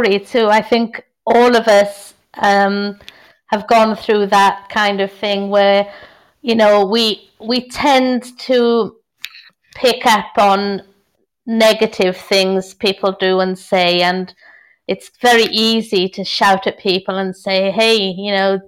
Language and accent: English; South Wales, United Kingdom; also born or lived in Merindades, Spain; now in Spain; I'm from South Wales